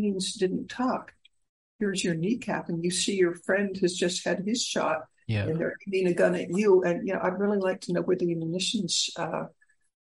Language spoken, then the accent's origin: English; United States; as an American from a business family